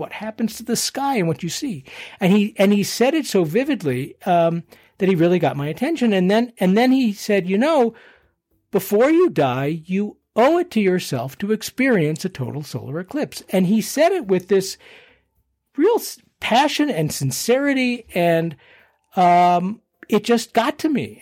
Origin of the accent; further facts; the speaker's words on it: Boston, Massachusetts, United States; also born or lived in Philadelphia, Pennsylvania; now in Colorado, United States; grew up in Boston